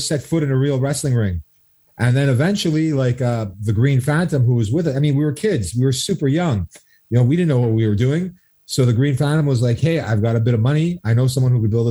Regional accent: Two Mountains, Quebec, Canada; we're both from Two Mountains

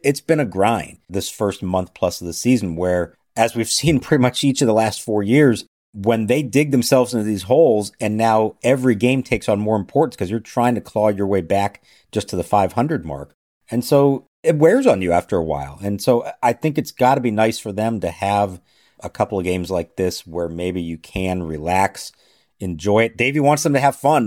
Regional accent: Phoenix, Arizona, United States; moved away; out in Phoenix. I wish I was there. It's my hometown

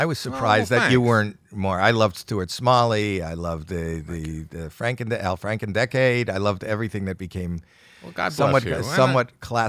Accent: Canada; I'm Canadian.

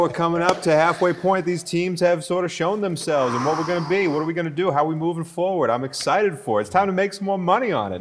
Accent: Boston, Massachusetts, United States; I'm from Boston

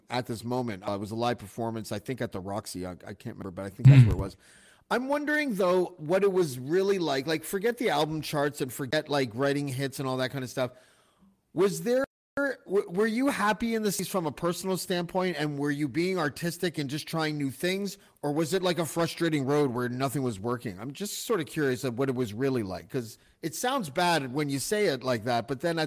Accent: Montreal, Quebec, Canada; I was born in Montreal

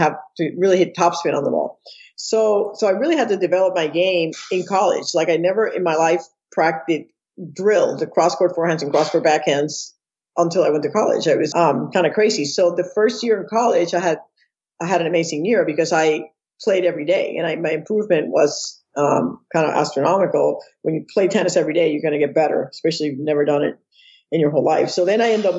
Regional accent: Puerto Rico; moved away as an adult; I'm born and raised in Puerto Rico. I left Puerto Rico when I was 18

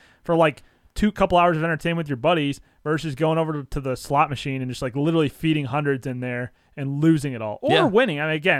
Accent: St. Louis, Missouri, United States; I'm from St. Louis.

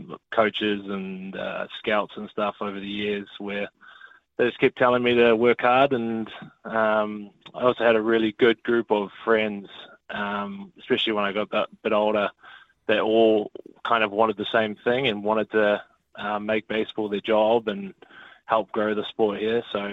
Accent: Hauraki, Auckland, New Zealand; So I've born and raised in Halepakaranga, went to school out here, and yeah, played for the local club my whole life.

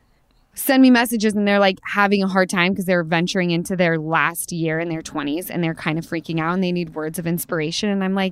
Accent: Utah, United States; Yeah, because we're from Utah.

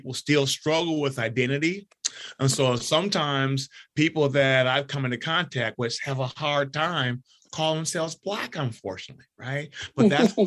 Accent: Seattle, Washington, United States; also born or lived in Detroit, Michigan; I was born in Detroit, 1954. Me and my six other siblings moved to Seattle, Washington, the year before the big race riots in Detroit.

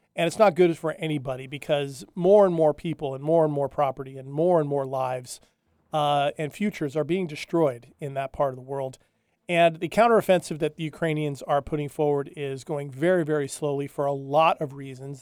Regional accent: Hawaii, United States; moved away; I grew up in Hawaii, or at least the early part of my life. I lived on the Big Island

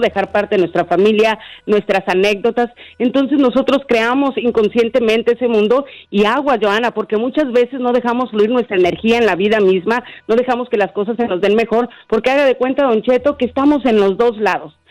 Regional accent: Honduras; now in Nashville, United States; yo estoy en mi país, que me voy para mi país, yo soy de Honduras

